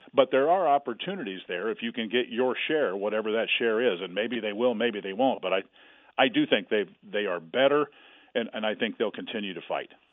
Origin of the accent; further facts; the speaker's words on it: Kansas, United States; moved away as an adult; also born or lived in Colorado; I'm a Kansas kid